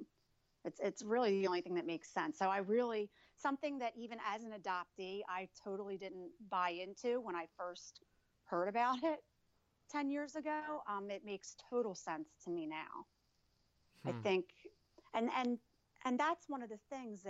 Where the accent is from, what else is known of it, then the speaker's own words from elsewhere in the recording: New Jersey, United States; I was born in New Jersey